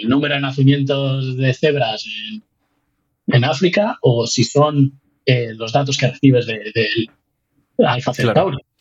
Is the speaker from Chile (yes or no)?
no; Spain; moved away as an adult; also born or lived in United States; now in Newfoundland, Canada; al otro lado del Atlántico